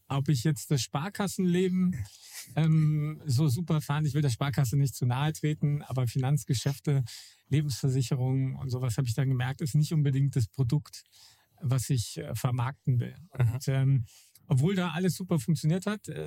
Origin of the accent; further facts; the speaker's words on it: Wolfhagen, Hesse, Germany; moved away; ich komme ähm, aus einer Gegend, die eigentlich Grüne Hölle heißen sollte, aus äh, Wolfhagen. Das ist so Mittelhessen also weit über, über Frankfurt und da ist im Umfeld eigentlich gar nichts, bis auf kleine, kleine Dörfer.